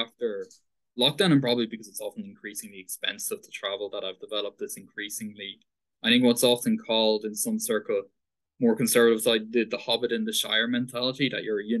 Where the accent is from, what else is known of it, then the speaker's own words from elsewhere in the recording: Paris, Île-de-France, France; born there; also born or lived in Dublin, Ireland; Paris. I was born in Paris, but I have much more links with Dublin and Dunleary.